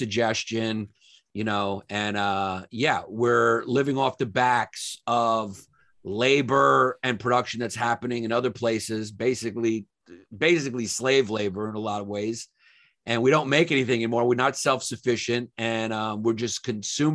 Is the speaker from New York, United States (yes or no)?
yes; New York City, New York, United States; moved away as an adult; I'm from New York. I grew up there.